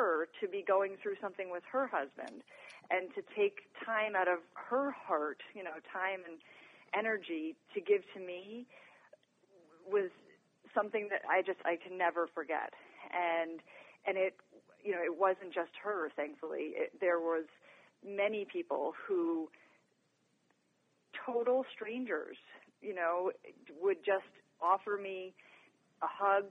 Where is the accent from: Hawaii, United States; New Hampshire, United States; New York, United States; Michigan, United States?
New York, United States; now in Colorado, United States; I'm originally from New York